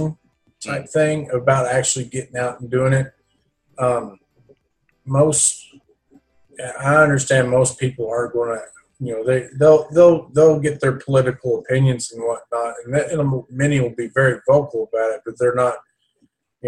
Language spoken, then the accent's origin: English; Oklahoma, United States; I was born and raised Republican here in Oklahoma